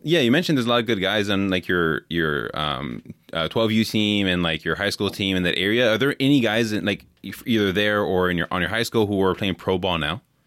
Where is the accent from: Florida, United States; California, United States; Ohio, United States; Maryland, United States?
California, United States; Bay Area; now in Wisconsin, United States; I grew up in California in the Bay Area